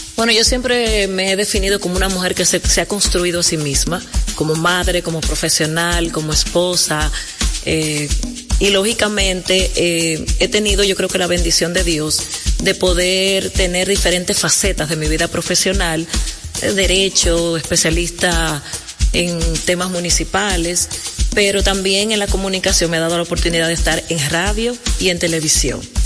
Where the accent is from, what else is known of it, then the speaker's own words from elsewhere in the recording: La Vega, Dominican Republic; moved away; also born or lived in Santo Domingo; Y aunque nací en La Vega, la verdad que soy capitaleña de corazón, trabajo en Santo Domingo Norte.